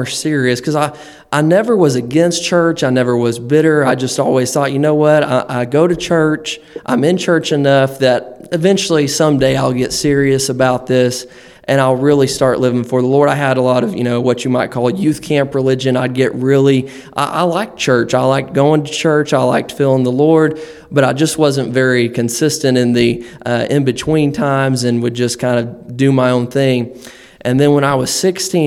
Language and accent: English; Amber, Oklahoma, United States; moved away as an adult; now in Ohio, United States; I'm from the great state of Oklahoma. grew up there. I've come from a little small town called Amber, Oklahoma, and grew up there all my life until I went to Bible school.